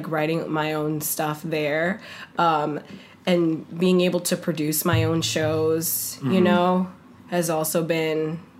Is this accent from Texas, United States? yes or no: no; Bronx, New York, United States; accent: Bronx; So I don't have a Bronx accent unless I turn on my Bronx accent.